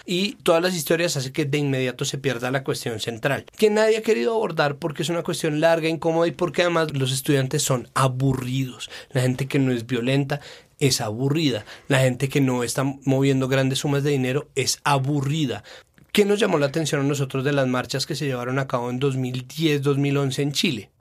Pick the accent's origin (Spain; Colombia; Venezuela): Colombia